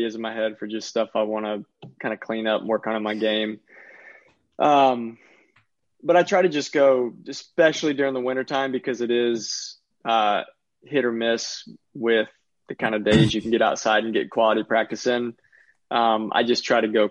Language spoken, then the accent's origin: English; Lake City, Florida, United States; My family's pretty far north. We're only, Lake City's only like 40 miles from the Georgia line